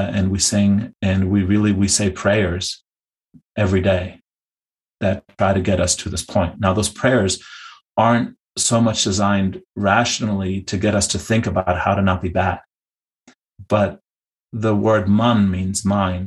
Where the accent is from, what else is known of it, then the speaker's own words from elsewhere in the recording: Hamburg, Germany; also born or lived in India; now in United States; in Germany, I'm from Hamburg.